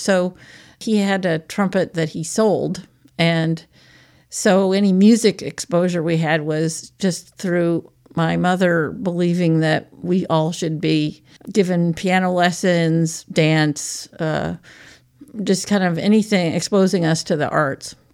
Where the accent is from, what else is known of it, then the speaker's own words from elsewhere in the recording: Portland, Oregon, United States; moved away as an adult; also born or lived in Seattle, Washington / Eugene, Oregon; now in Aspinwall, Pennsylvania, United States; I was born in Seattle, Washington, and grew up most of the time in Portland, Oregon, or Eugene, and then I came back east to college and have been in the east ever since